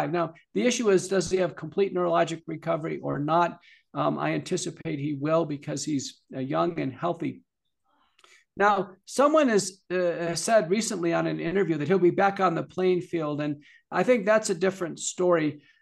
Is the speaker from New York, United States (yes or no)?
yes; Buffalo, New York, United States; moved away; many of your listeners know I'm originally from Buffalo, New York